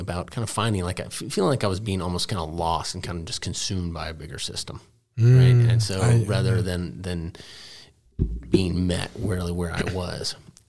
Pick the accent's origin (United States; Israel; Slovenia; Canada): United States; Dallas, Texas; I'm a product of both public and private schools. I grew up in Dallas. I went to public school through eighth grade.